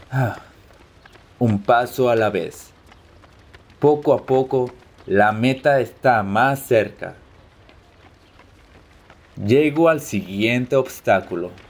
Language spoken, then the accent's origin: Spanish; Los Angeles, California, United States; born there; also born or lived in Mexico; now in Hawaii, United States; tengo 28 años. Nací en Los Ángeles y viví muchos años en México antes de regresar a los Estados Unidos. Ahora, desde hace un año, vivo en Hawái.